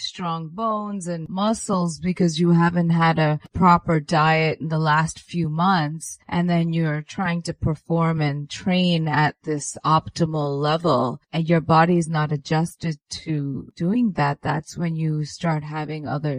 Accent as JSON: {"language": "English", "country": "India", "said": "I'm Indian, so we give. It was our New Year's."}